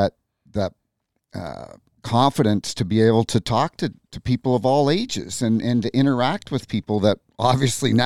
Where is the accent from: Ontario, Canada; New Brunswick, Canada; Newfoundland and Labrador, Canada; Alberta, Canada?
New Brunswick, Canada; moved away as an adult; now in St. Louis, United States; New Brunswick, Canada, East Coast.